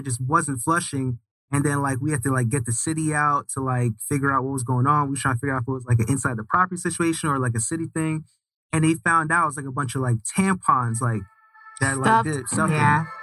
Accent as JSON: {"language": "English", "town": "New York City", "region": "New York", "country": "United States", "tie": "born or raised there", "also_born_or_lived": "Jamaica / Maryland", "moved": "as an adult", "lives_now": "Atlanta, United States", "said": "born in Jamaica, the island, raised in Brooklyn, New York. Just moved to Atlanta a couple"}